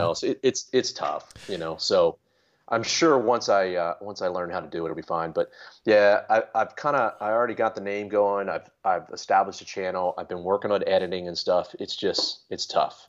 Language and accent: English; Maryland, United States; moved away as an adult; also born or lived in New England; I grew up in Maryland